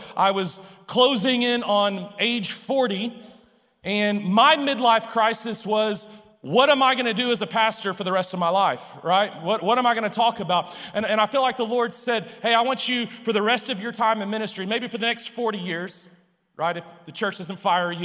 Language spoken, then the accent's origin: English; Humble, Texas, United States; I was born outside of Houston in a suburb of Houston called Humble. And so growing up in Humble